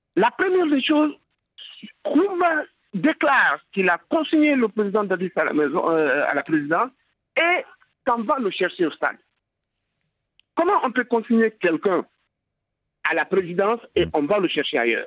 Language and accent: French; Guinea; je parle en tant que Guinéen qui était là